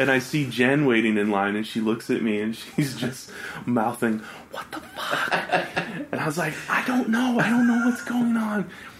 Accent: Oakland, California, United States; where are you from? And I was like, Oakland.

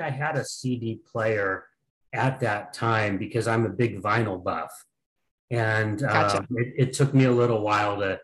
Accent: Sacramento, California, United States; I'm from Sacramento, California

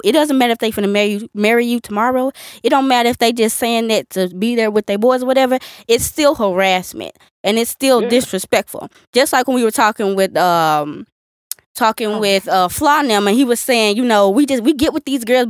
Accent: the South, United States; We're from the South

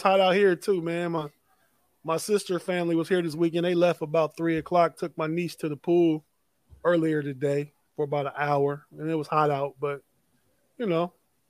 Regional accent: Ohio, United States; moved away as an adult; now in Washington, D.C., United States; I'm from Ohio.

